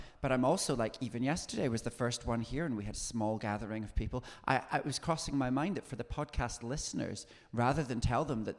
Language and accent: English; near Edinburgh, Scotland, United Kingdom; I grew up near Edinburgh